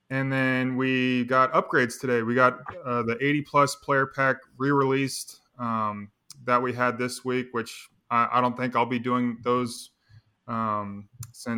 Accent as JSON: {"language": "English", "town": "Wichita", "region": "Kansas", "country": "United States", "tie": "born or raised there", "said": "my local news in Wichita, Kansas"}